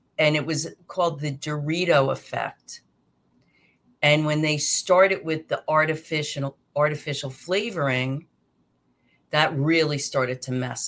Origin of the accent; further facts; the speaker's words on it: New Jersey, United States; I'm from Jersey, so we say aunt